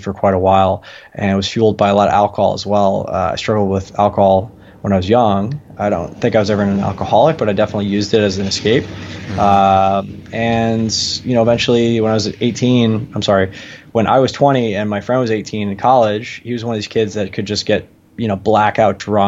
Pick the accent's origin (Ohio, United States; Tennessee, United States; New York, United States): New York, United States; Long Island; I grew up on Long Island